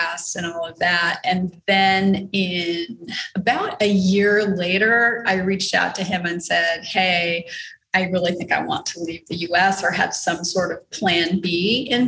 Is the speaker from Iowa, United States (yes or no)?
no; Texas, United States; moved away as an adult; now in Panama